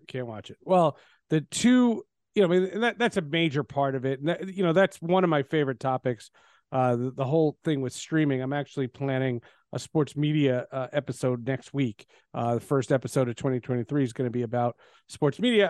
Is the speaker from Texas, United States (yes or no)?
no; New Jersey, United States; also born or lived in Brooklyn, New York; I moved from Brooklyn to New Jersey